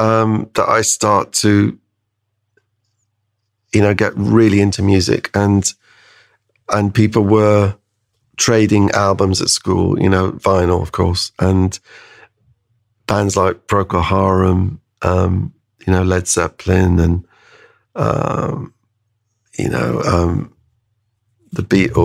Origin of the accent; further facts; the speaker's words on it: High Wycombe, South East England, United Kingdom; also born or lived in Canada; I mean, we came back from Canada to High Wycombe, and you know, I had no friends. I had to leave all everything I was had going there.